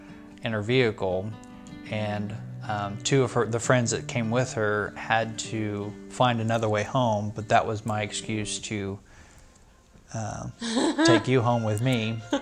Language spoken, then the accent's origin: English; Stockton, United States; my hometown where I grew up in Stockton.